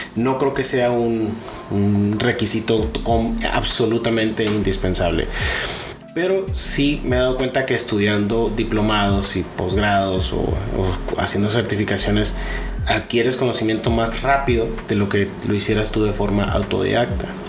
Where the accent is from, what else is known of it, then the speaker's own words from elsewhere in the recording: Sonora, Mexico; also born or lived in Jalisco; now in Monterrey, Mexico; Yo nací en, Jalisco, pero me crié realmente en Sonora. A los seis años me fui a Sonora.